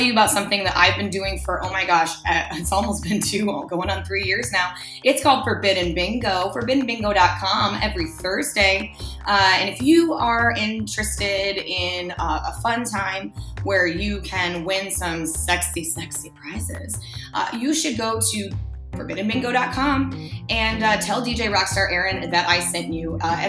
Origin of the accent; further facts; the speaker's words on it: Denver, Colorado, United States; also born or lived in Minnesota; While I am from Denver, which a lot of people do know, mostly, I mean, I was born in Minnesota and I moved around.